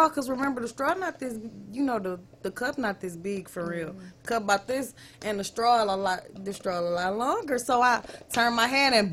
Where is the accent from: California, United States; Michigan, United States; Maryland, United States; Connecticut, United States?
Michigan, United States; Detroit; I was raised right down the street on Glenwood.